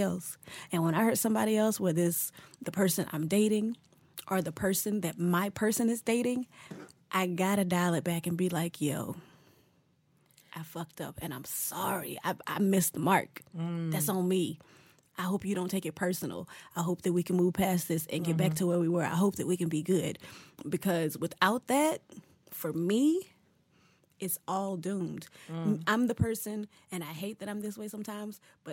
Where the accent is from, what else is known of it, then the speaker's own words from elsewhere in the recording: Winston-Salem, North Carolina, United States; I grew up down the street from the factory where they made all the dough